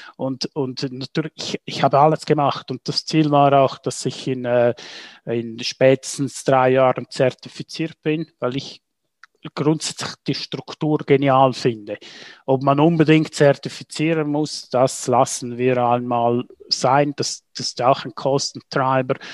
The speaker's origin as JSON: {"language": "German", "town": "St. Moritz", "region": "Graubünden", "country": "Switzerland", "tie": "born or raised there", "said": "aufgewachsen in St. Moritz"}